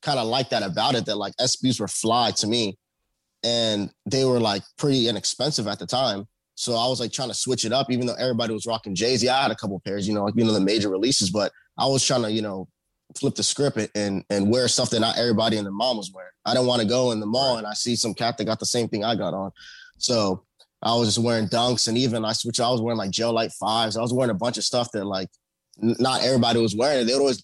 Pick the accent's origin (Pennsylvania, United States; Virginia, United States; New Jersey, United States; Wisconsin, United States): Virginia, United States; Northern; I'm from the Northern Virginia area, which is the suburbs of Washington, D.C.